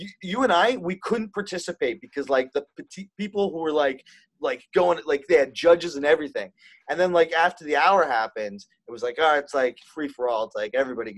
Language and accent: English; Ontario, Canada; We're from Ontario